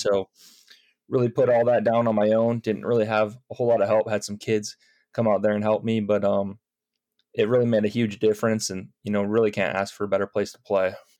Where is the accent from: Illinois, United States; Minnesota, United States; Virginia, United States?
Illinois, United States; Chicago suburbs; moved away; I'm from the Chicago suburbs